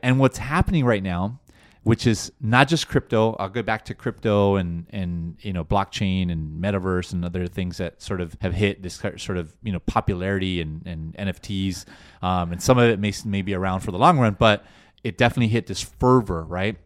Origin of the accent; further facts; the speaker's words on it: Los Angeles, California, United States; first language Spanish; English is a second language; I'm from LA. I was born and raised here in the States